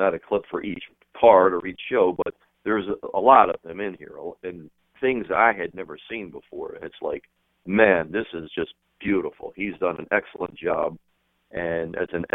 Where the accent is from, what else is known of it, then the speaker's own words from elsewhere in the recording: Baltimore, Maryland, United States; growing up in Baltimore